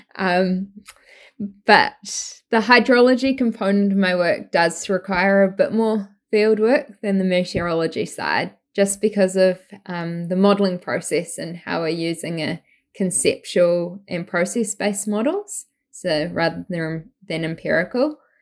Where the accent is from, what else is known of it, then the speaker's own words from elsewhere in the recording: New Zealand; moved away as an adult; now in Vancouver, Canada; I grew up in New Zealand, as you might tell by the accent, um, not from Australia, from New Zealand.